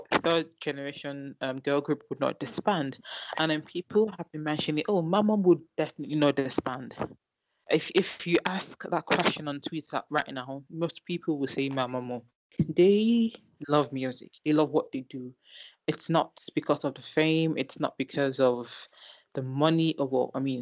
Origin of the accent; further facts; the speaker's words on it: Nigeria; I'm Nigerian